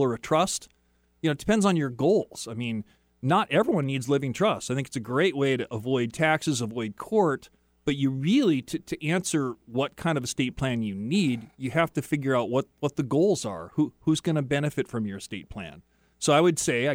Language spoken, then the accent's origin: English; Tri-Cities, Washington, United States; I grew up in the Tri-Cities, and we were about a block and a half from the Columbia River